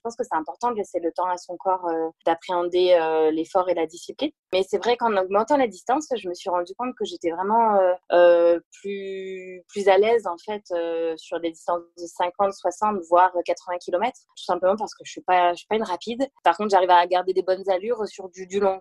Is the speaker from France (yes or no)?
yes; Le Mans, Pays de la Loire, France; moved away as an adult; also born or lived in Angers / Toulouse; now in Uzès, France; je suis née euh, au Mans, en Sarthe, euh, où j'ai vécu jusqu'à jusqu'à mes 18 ans.